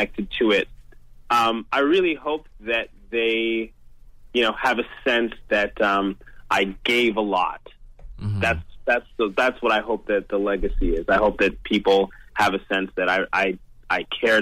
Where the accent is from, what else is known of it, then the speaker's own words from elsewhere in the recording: London, Ontario, Canada; London, Ontario, man. That's my hometown